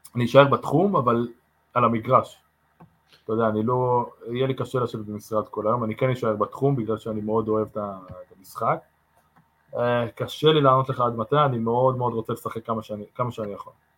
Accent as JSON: {"language": "Hebrew", "area": "Maccabi Haifa", "region": "Haifa District", "country": "Israel", "tie": "born or raised there", "also_born_or_lived": "England", "moved": "as an adult", "lives_now": "Las Vegas, United States", "said": "אמרתי למכבי חיפה, גדלתי שם"}